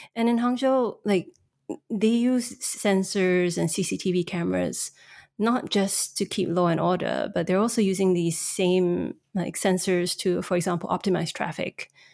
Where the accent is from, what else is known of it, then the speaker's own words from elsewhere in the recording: Singapore; moved away as an adult; also born or lived in Shanghai; I'm actually Singaporean